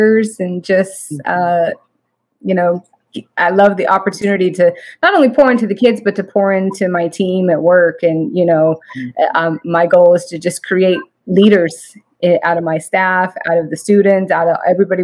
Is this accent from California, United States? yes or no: yes; Redding, California, United States; also born or lived in Sacramento area; I grew up in Redding, which is north of Sacramento, and just had a wonderful upbringing.